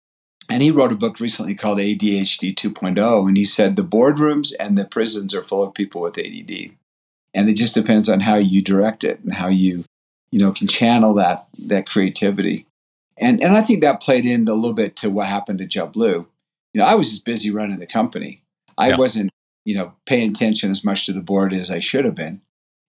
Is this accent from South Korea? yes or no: no; Brazil; born there; ever since I was born in Brazil, my dad was a missionary there and then went back as a journalist.